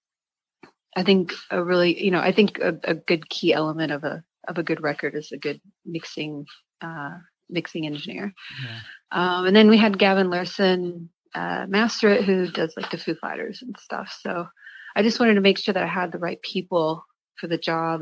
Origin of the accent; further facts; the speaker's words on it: the South, United States; moved away as an adult; also born or lived in San Diego; now in Long Beach, United States; I'm from the South. I've been born and raised in the South